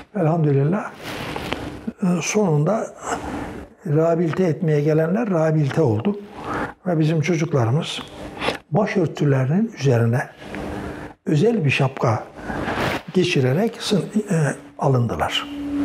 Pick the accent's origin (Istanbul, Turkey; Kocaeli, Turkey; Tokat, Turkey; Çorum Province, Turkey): Çorum Province, Turkey; Çorum; also born or lived in Erzurum (paternal family); now in Bursa, Turkey; ben bin dokuz yüz otuz dört yılında Çorum'da dünyaya geldim.